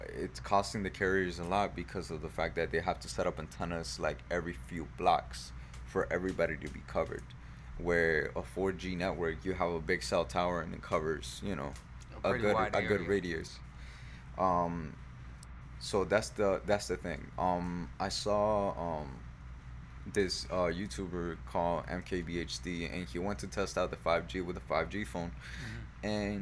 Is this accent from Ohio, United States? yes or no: no; South Florida, United States; we're from South Florida